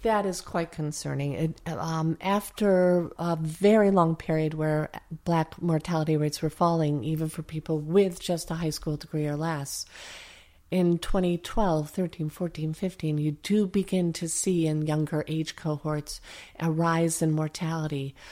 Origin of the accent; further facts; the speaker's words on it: upstate New York, United States; moved away; I come from the hard scrabble part of New York State.